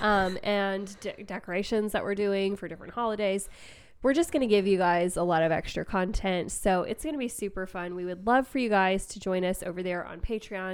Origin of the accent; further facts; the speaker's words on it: United States; being American